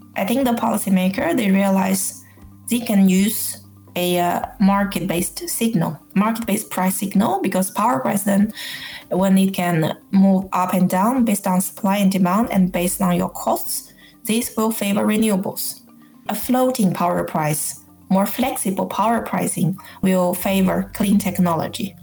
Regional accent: China; moved away as an adult; now in Norway; I live in Norway, but I grew up in China. I lived in Norway for 18 years

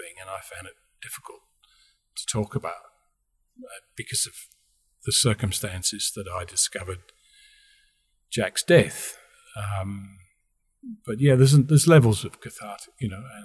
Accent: Australia; I come from Australia

